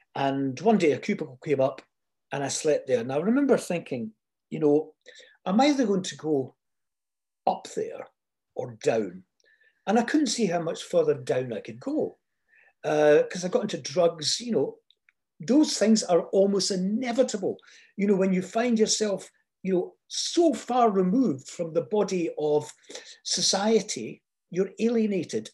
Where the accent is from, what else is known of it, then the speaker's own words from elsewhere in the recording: Fife, Scotland, United Kingdom; accent: Fife; moved away; also born or lived in London; my Fife accent